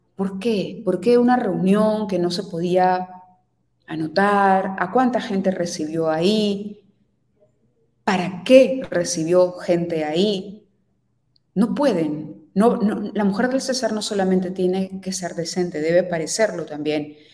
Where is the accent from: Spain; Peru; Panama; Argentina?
Peru; No nos representan como peruanos